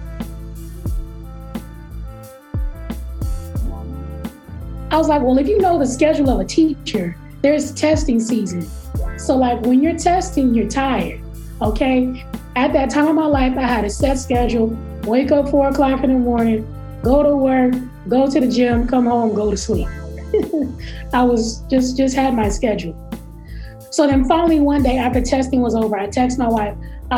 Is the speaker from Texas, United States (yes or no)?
yes; Texas, United States; You know how people try to treat Texas like we don't believe science.